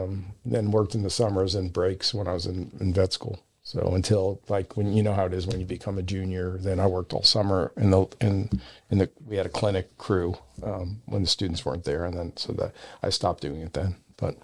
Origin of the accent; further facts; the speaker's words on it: Belmont Park, New York, United States; moved away; I grew up near Belmont Park.